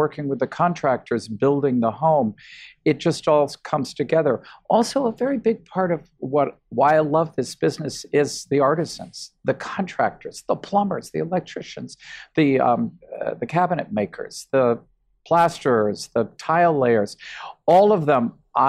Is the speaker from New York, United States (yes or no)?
yes; New York, United States; I don't say I'm a New Yorker and this is the way we do it in New York.